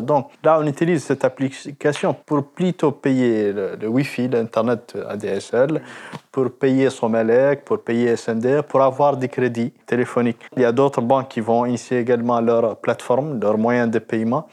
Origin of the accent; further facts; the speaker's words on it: Mauritania; je suis vraiment de la Mauritanie